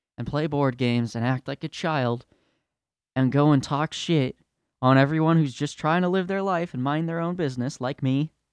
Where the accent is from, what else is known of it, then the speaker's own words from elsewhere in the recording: California, United States; now in Utah, United States; I'm from California